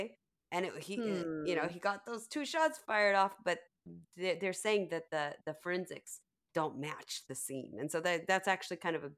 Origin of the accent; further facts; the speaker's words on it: United States; now in Japan; So I'm American.